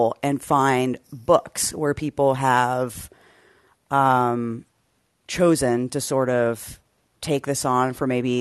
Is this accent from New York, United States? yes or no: no; Texas, United States; I grew up in Texas, and I was in a overwhelmingly white high school